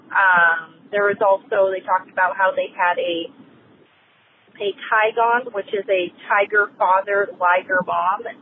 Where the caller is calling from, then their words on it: Aliso Viejo, California, United States; I'm calling from Aliso Viejo, California